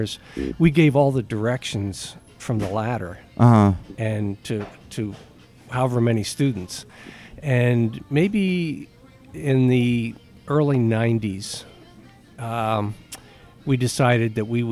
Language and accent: English; Altoona, Pennsylvania, United States; moved away; also born or lived in Pottsville; I'm originally from Altoona